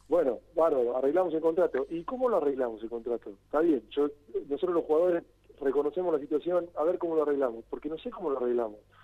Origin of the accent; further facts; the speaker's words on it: Argentina; nosotros, siendo Argentina